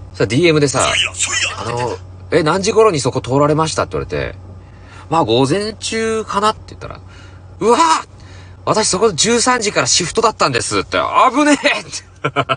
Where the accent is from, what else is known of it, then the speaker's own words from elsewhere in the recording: Hokkaido, Japan; 僕北海道出身